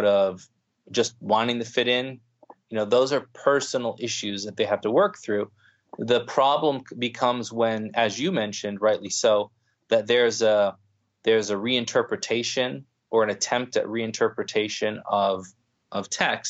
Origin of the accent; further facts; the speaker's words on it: United States; as someone born and raised in the predominant, you know, white Anglo-Saxon Protestant culture of the United States